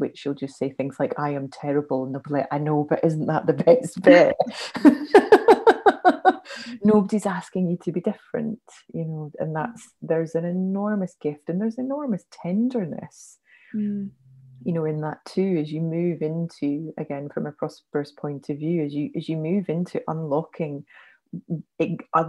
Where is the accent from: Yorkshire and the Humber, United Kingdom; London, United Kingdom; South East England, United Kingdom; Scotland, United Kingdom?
Scotland, United Kingdom; moved away; also born or lived in South of England; as a Scot